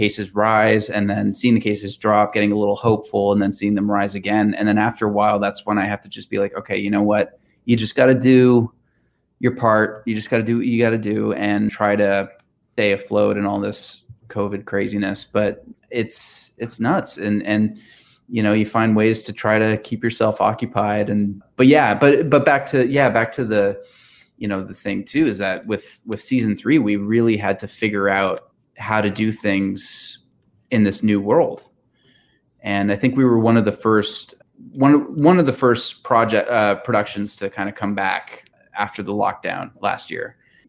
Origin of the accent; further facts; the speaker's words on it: Newfoundland and Labrador, Canada; as you know, being a Newfoundlander, you know, a big part of what can make our shooting schedule difficult are the elements, right?